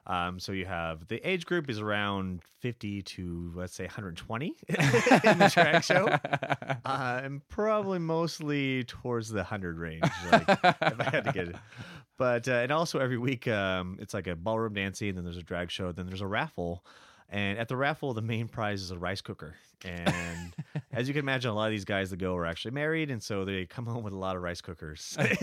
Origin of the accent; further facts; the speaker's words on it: California, United States; moved away as an adult; also born or lived in San Francisco; now in Shanghai, China; I am from California originally.